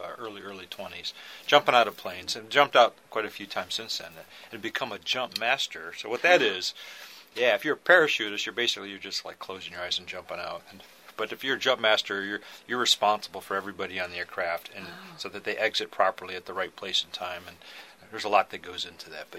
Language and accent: English; Ohio, United States; moved away as an adult; now in Maryland, United States; But I was raised in Ohio.